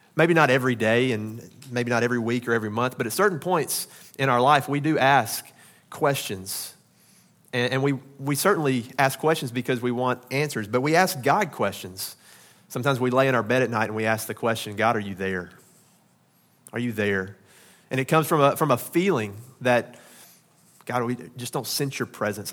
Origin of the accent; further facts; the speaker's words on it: the South, Southern United States, United States; accent: southern; my southern accent